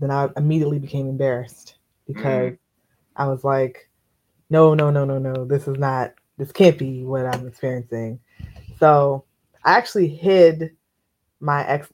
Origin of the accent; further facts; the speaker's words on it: Capitol Heights, Maryland, United States; I grew up in Capitol Heights